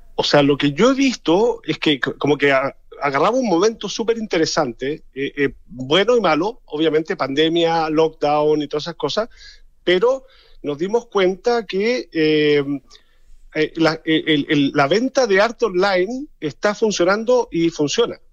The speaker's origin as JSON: {"language": "Spanish", "country": "Chile", "moved": "yes", "lives_now": "Germany", "said": "porque soy chileno y porque estoy siempre, he estado toda mi vida rodeado con el mundo del arte en Chile"}